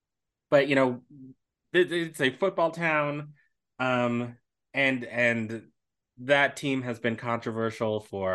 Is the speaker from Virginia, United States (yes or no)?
no; Washington, District of Columbia, United States; my hometown, Washington, D.C. Where Chocolate City, where a whole bunch of wonderful, beautiful Black people live and thrive.